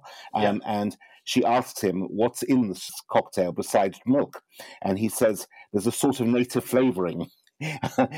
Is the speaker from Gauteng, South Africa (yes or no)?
yes; Johannesburg, Gauteng, South Africa; I grew up in Johannesburg, South Africa